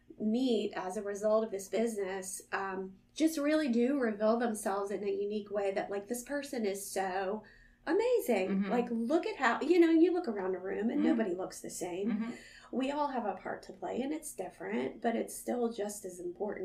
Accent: Northern United States, United States; now in Southern United States; I'm unapologetically Yankee, and I'm one of those that came to the South and fell in love, and I ain't leaving, y'all.

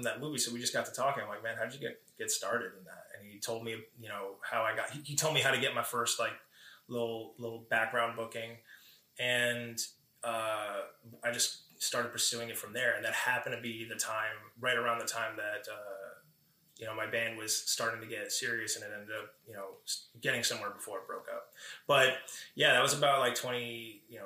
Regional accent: Paramus, New Jersey, United States; also born or lived in Bronx, New York / Los Angeles; I've grown up in Paramus most of my life

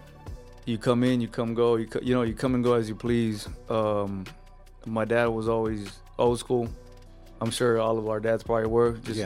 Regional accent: Los Angeles, California, United States; when I was 5 years old, 4 years old growing up. My parents are both immigrants from Mexico, and they came in here to the States, and we moved to the projects in San Pedro

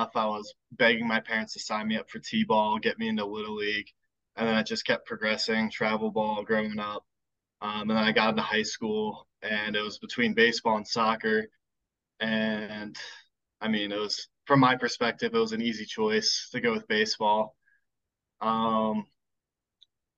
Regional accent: Loudoun County, Northern Virginia, United States; also born or lived in Gainesville, Virginia / Richmond, Virginia; I'm originally from Northern Virginia. I grew up in Gainesville and then moved to Loudoun County when I was like 5 or 6

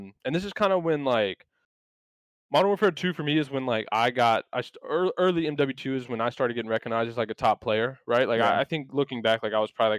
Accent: North Carolina, United States; I'm from North Carolina, so like I'm like a couple hours from the beach.

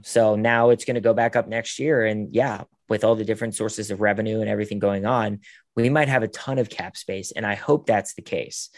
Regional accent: Pittsburgh, Pennsylvania, United States; moved away as an adult; now in Los Angeles, United States; my hometown

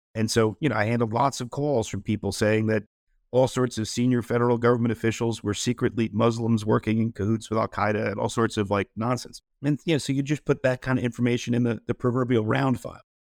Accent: New York City, New York, United States; I'm a, I'm a New Yorker at, uh, Manhattanite

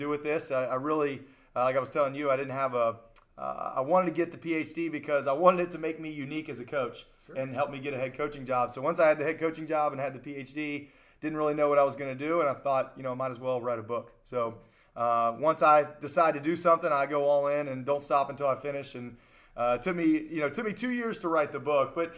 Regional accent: Charleston, West Virginia, United States; I was born and raised here in Charleston, West Virginia

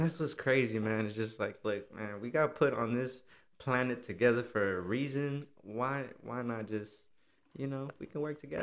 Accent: Austin, Texas, United States; I was born here in Austin

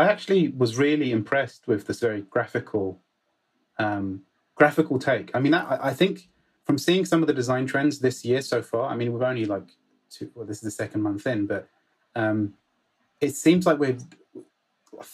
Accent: United Kingdom; now in United States; I'm being very British

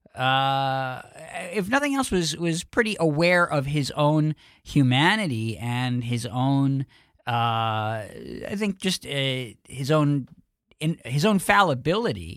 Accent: New York, United States; I was from New York

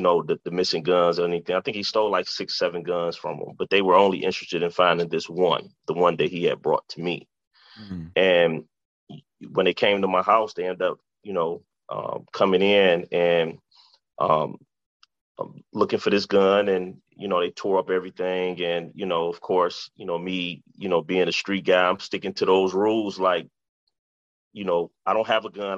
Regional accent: Detroit, Michigan, United States; born or raised there

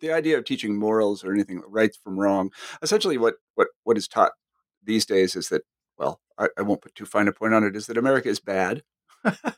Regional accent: Kansas, United States; moved away as an adult; I came from Kansas

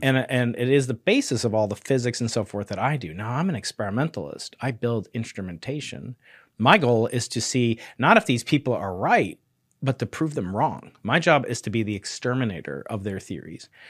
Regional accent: New York, United States; moved away; as a New Yorker

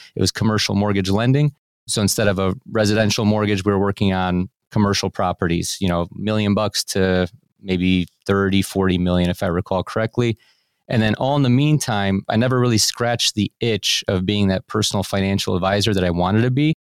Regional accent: Cleveland, Ohio, United States; I was born and raised here in Cleveland, Ohio, I live in a suburb of Cleveland still to this day

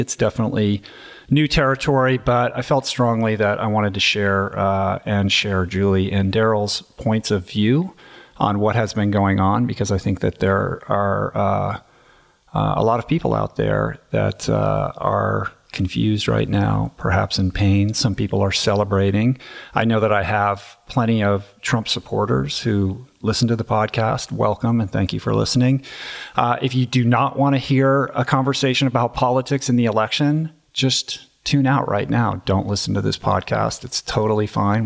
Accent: Bethesda, Maryland, United States; I grew up in Washington, D C, very much inside the Beltway, uh, in Bethesda, Maryland, in my neighborhood

